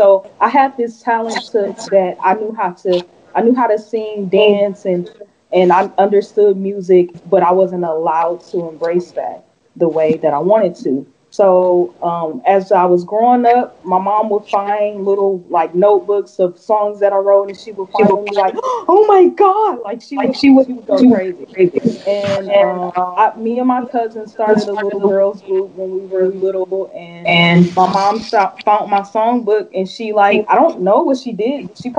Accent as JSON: {"language": "English", "town": "Milwaukee", "region": "Wisconsin", "country": "United States", "tie": "born or raised there", "also_born_or_lived": "Houston", "said": "Growing up in Milwaukee, it was short-lived because, I only lived there the first 6 years of my life. And then when I turned six, I moved to Houston and I came back."}